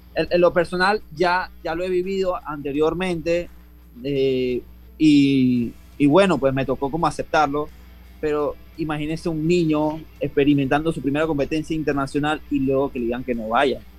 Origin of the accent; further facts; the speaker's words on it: Panama; yo ser selección nacional, campeón en mi país con los récords de 50 y 100 metros libres